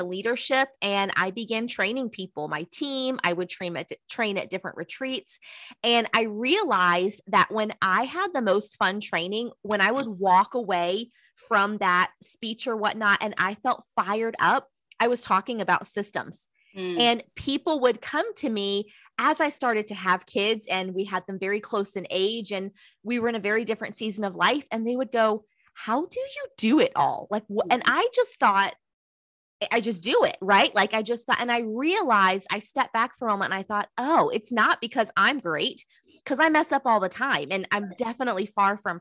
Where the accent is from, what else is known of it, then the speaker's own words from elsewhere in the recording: Southeastern North Carolina, United States; I'm from the South. I'm from Southeastern North Carolina.